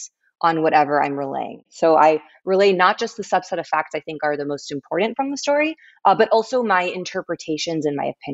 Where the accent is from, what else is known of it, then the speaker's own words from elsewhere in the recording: Englewood, New Jersey, United States; also born or lived in Palo Alto, California; I grew up in Englewood, New Jersey